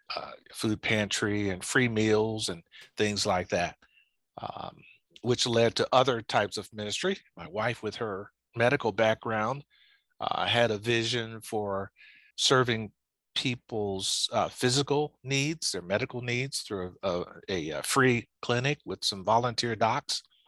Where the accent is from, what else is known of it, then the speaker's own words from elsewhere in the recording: Lowndes County, Alabama, United States; I was born in Alabama in a place called Lowndes County